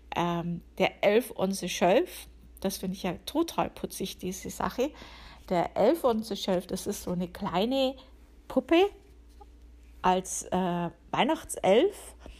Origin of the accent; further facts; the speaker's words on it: Upper Palatinate, Bavaria, Germany; now in United States; bei uns in der Oberpfalz